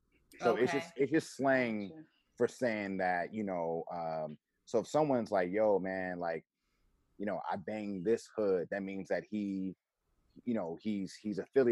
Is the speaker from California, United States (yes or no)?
yes; Los Angeles, California, United States; I grew up off of Hauser and Washington, Adams and La Brea. And back when I was a kid, it was considered South Central. And then years later, it became Mid-City.